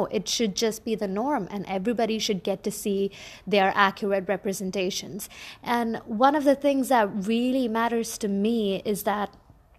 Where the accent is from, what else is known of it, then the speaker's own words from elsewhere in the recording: Bahrain; I am an Indian by origin, but I grew up in the Middle East in a little island called Bahrain.